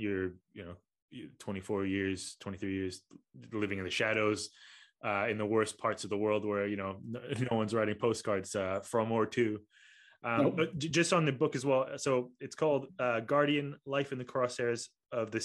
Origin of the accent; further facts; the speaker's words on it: Kuala Lumpur, Malaysia; moved away; I'm from Kuala Lumpur